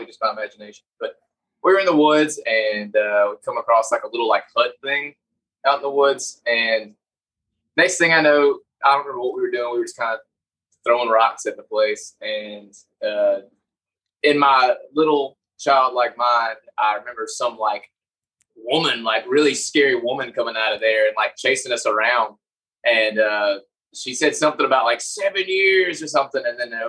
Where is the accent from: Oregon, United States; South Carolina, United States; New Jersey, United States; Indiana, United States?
South Carolina, United States; Anderson; We're from Anderson, South Carolina, like near the upstate. That's where pretty much born and raised.